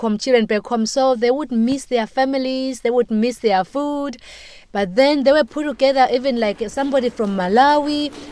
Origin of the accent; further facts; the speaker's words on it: Eswatini; moved away as an adult; now in Indiana, United States; I was born in Swaziland, and now I work at Indiana University, where I teach isiZulu.